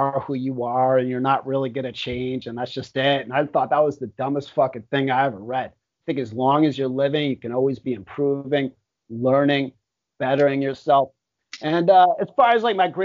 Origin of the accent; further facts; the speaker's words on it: Miami, Florida, United States; moved away as an adult; now in Thailand; I lived in South Beach and I love Miami. I love my hometown